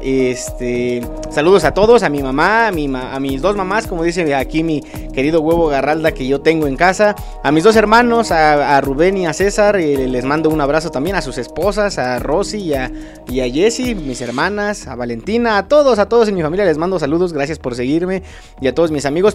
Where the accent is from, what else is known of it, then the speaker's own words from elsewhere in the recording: Acambay, State of Mexico, Mexico; Yo soy de Acambay